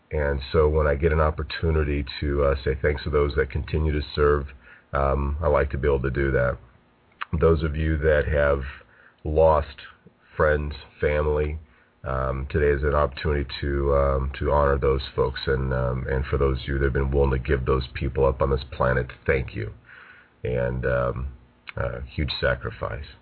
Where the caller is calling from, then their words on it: California, United States; I'm broadcasting from Southern California.